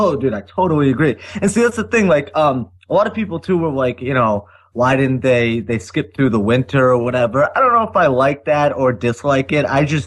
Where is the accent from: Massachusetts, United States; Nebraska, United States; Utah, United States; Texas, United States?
Massachusetts, United States; Boston; Here I am from Boston